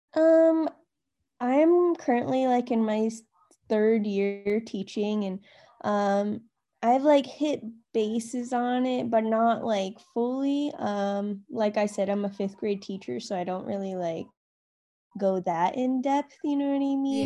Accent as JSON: {"language": "English", "town": "Rocky Boy", "region": "Montana", "country": "United States", "tie": "born or raised there", "also_born_or_lived": "Santa Cruz, California / Box Elder, Montana", "said": "I grew up in Rocky Boy and, like, I learned a lot about Native Americans"}